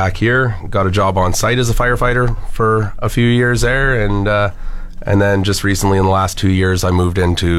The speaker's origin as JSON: {"language": "English", "town": "Athabasca", "region": "Alberta", "country": "Canada", "tie": "born or raised there", "also_born_or_lived": "Fort Chipewyan", "lives_now": "Fort McMurray, Canada", "said": "Born in Fort McMurray, then moved to Fort Chip for a few years. After about 1994, moved to Athabasca, then came back. Spent all my summers up here and between here and Athabasca"}